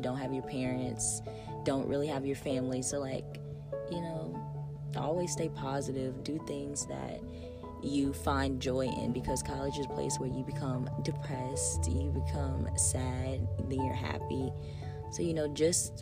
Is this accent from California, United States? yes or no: no; Raceland, Louisiana, United States; because I'm an in-state student, I'm from Raceland, Louisiana, yes, the dirty south.